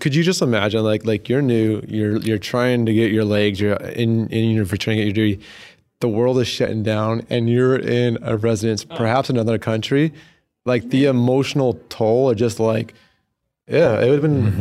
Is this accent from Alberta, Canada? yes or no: yes; Alberta, Canada; I, am born and raised in Alberta. I haven't left yet.